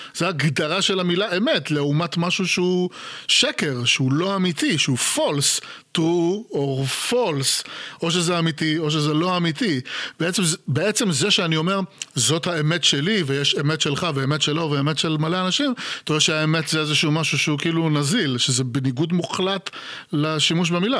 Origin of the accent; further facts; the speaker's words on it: Israel; moved away; הייתי ישראלי, הייתי ישראלי לא בישראל